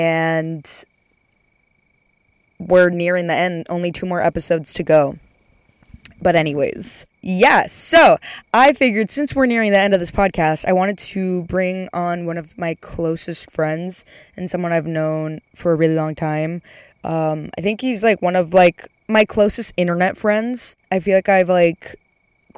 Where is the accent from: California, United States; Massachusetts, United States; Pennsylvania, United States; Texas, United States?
Texas, United States; moved away; I'm going back home for a little bit